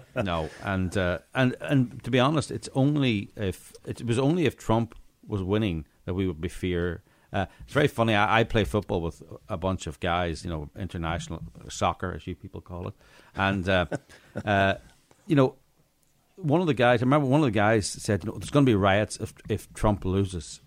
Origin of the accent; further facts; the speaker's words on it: Northern Ireland, United Kingdom; moved away; I grew up in Northern Ireland